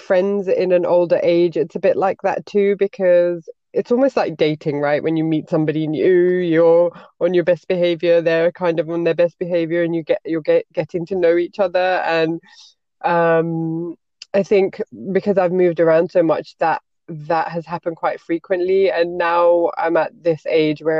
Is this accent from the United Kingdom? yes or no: yes; United Kingdom; moved away as an adult; now in Belgium; grew up in a very white neighborhood as a Pakistani, and then I'm British